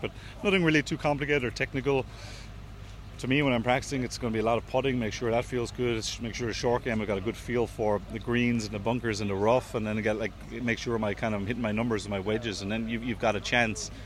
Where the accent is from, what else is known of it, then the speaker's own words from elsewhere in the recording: Waterford, Munster, Ireland; I'm obviously down from Waterford